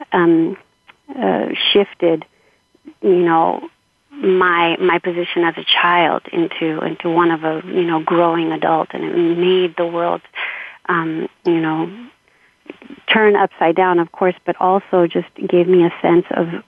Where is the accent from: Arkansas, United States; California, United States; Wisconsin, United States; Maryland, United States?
California, United States; Los Angeles; grew up in Southeast LA um, uh, in a family of seven children